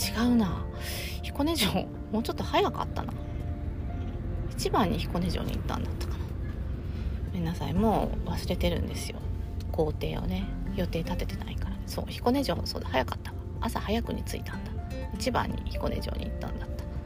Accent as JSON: {"language": "Japanese", "region": "Okayama", "country": "Japan", "tie": "born or raised there", "said": "地元の岡山城"}